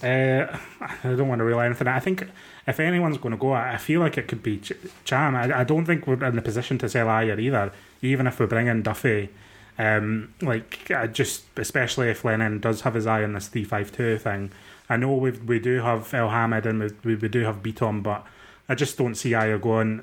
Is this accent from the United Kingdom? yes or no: yes; Dundee, Scotland, United Kingdom; I'm from Dundee.